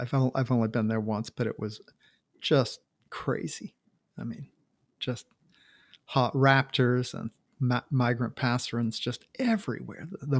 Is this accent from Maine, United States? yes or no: yes; Maine, United States; now in Washington, United States; I grew up in Maine.